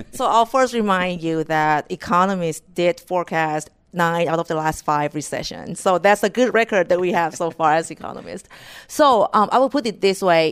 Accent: Thailand; moved away as an adult; now in United States; I was born and raised in Thailand

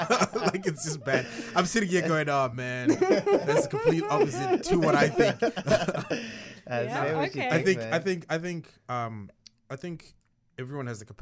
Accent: Zimbabwe; I grew up in Zimbabwe

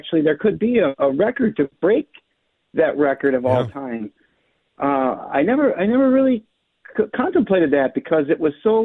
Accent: Becker, Minnesota, United States; I grew up in Becker

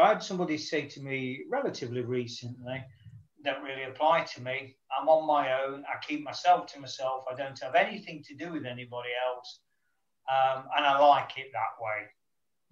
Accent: Nottingham, East Midlands, United Kingdom; my hometown in Nottingham

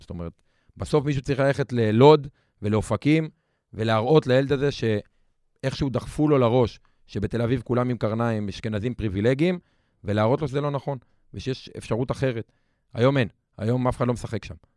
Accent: Lod, Central District, Israel; גדלתי בלוד, במשפחה קשת יום, אה, בשכונה מאוד קשה

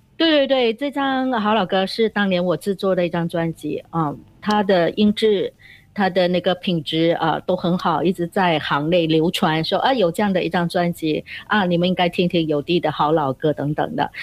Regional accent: Bentong, Pahang, Malaysia; 我在文东的一个小民居哦，小民宿，就是叫牛背小居的

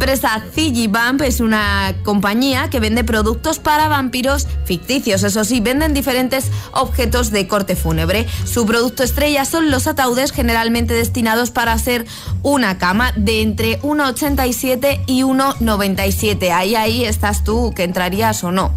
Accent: Madrid, Community of Madrid, Spain; de Madrid y, bueno, precisamente porque soy de Madrid

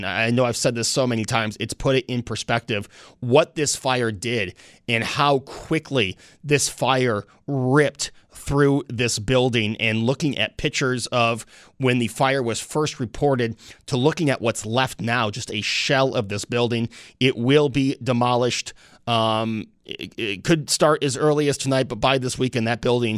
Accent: Snyder, New York, United States; I grew up in Snyder, right down the street from the fire department

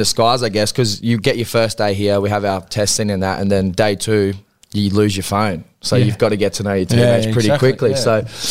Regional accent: Queensland, Australia; now in Newcastle, Australia; being a Queenslander

